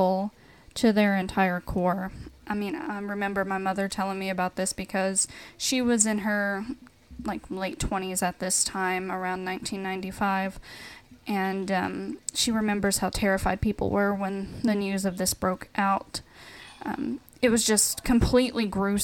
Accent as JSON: {"language": "English", "region": "Tennessee", "country": "United States", "tie": "born or raised there", "said": "my home state"}